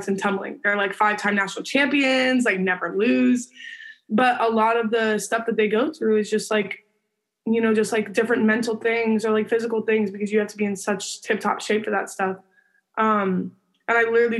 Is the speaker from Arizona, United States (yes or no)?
yes; Arizona, United States; my hometown